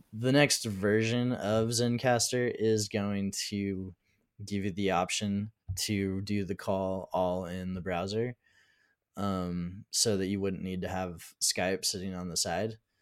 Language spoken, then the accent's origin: English; United States; I'm from the United States